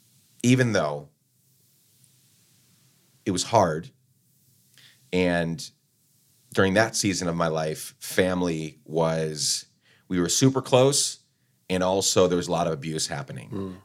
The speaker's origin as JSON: {"language": "English", "town": "Guatemala City", "region": "Guatemala Department", "country": "Guatemala", "tie": "born or raised there", "said": "So when I think about childhood growing up in Guatemala, you know, kidnappings, murders, like all the crazy stuff happening. We lived right in the heart of Guatemala City."}